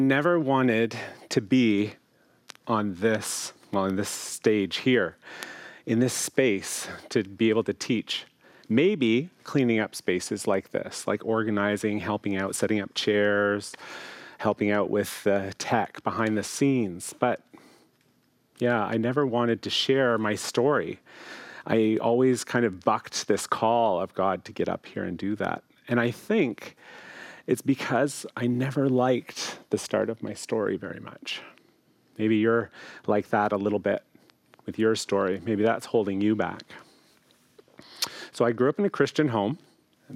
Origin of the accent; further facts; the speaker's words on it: Chatham, Ontario, Canada; moved away as an adult; also born or lived in Toronto, Canada / Hamilton, Canada / Oakville, Canada; I was called to pastor a beautiful community near my hometown where my parents live in Chatham, Ontario